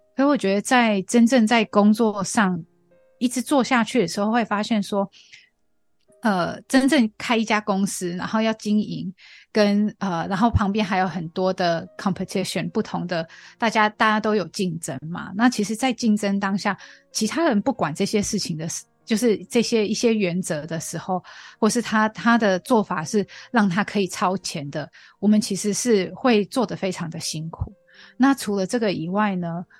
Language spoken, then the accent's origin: Chinese; Australia; Chinese is a second language; moved away as an adult; now in Taiwan; 从小在澳洲长大